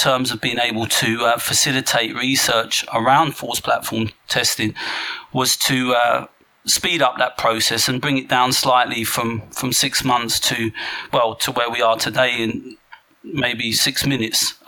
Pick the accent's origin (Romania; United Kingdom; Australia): United Kingdom; England; being English